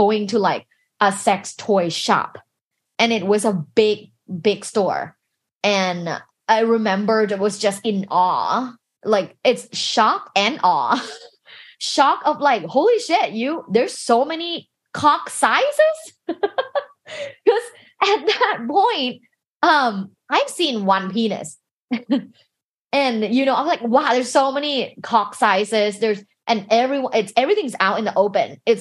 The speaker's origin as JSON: {"language": "English", "region": "Bangkok", "country": "Thailand", "tie": "born or raised there", "moved": "yes", "said": "I grew up in Bangkok, Thailand"}